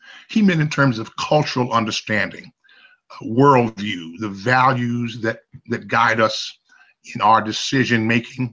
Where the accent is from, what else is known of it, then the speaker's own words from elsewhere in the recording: Chicago, Illinois, United States; my home is Chicago. I was born and raised in Chicago